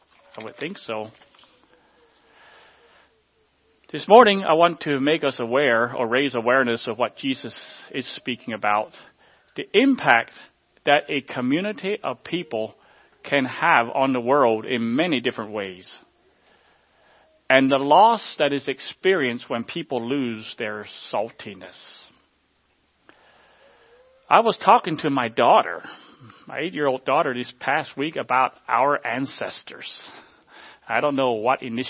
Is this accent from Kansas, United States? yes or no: no; Groffdale, Pennsylvania, United States; I grew up on the Hans Graf original land, and where my childhood home was